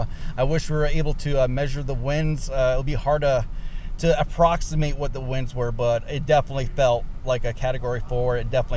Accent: New York, United States; now in Norman, United States; I'm a New Yorker, but I moved down to Norman, Oklahoma, right next to the Storm Prediction Center to do all this.

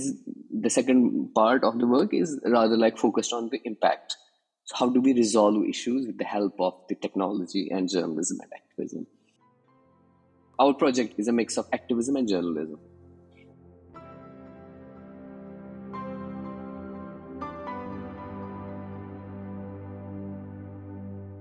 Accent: Indian administered Kashmir, Jammu and Kashmir, India; I come from Indian administered Kashmir. I was born and raised there

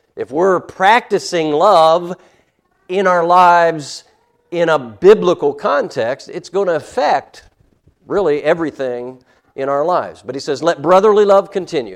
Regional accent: United States; as American Christians

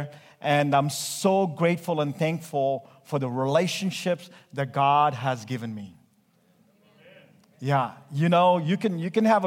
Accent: India; I'm Indian. We Indians preach like 2 hours.

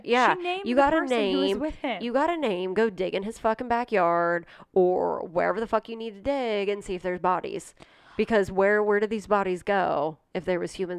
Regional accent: Johnstown, Ohio, United States; Yeah. I mean, I grew up in the country, yes, Johnstown, which, yes, there's cornfields and cows

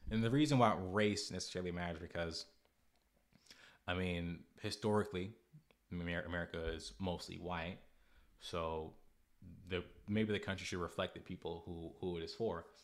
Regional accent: United States; I'm American

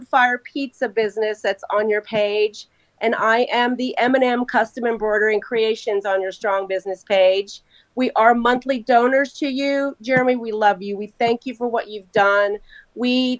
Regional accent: Texas, United States; also born or lived in San Antonio / Pasadena, Texas / Deer Park, Texas / Corpus Christi; now in Houston, United States; I've been in Texas all my life. I was born in San Antonio

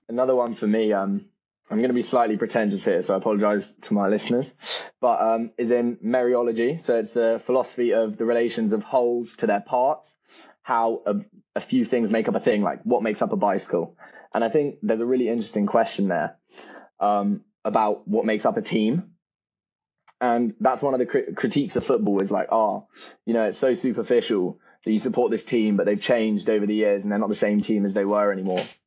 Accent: near the Chelsea training grounds, South East England, United Kingdom; I grew up near the Chelsea training grounds.

